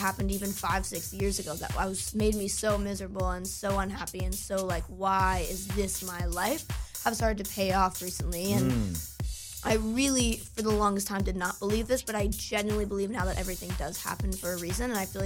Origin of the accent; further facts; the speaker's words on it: United States; moved away; also born or lived in New Jersey; I was in New York recently, and I'm from New York, and my family lives there